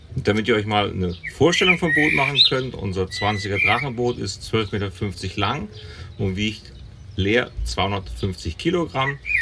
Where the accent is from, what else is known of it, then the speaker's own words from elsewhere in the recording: neighbouring village of Niederwerbe, Hesse, Germany; ich komme nicht hier aus dem Ort, sondern aus dem Nachbarort